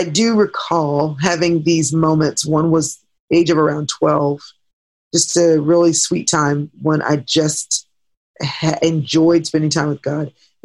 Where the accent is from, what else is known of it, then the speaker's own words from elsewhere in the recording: Dallas, Texas, United States; I grew up in Dallas, have been here the majority of my life